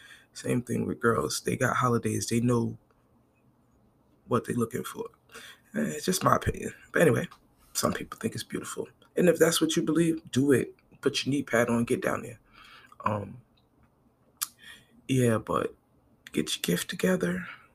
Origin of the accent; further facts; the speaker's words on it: Brooklyn, New York, United States; born there; I'm from Brooklyn. born, not raised.